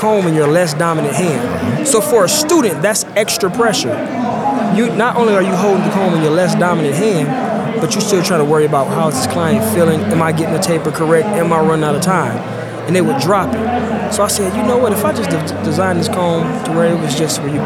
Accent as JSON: {"language": "English", "town": "Detroit", "region": "Michigan", "country": "United States", "said": "I'm from Detroit, Michigan"}